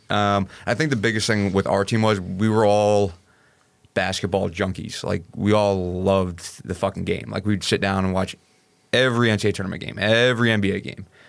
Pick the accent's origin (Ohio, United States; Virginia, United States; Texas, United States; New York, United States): New York, United States; Hopewell Junction; moved away; I'm from a small town called Hopewell Junction, uh, New York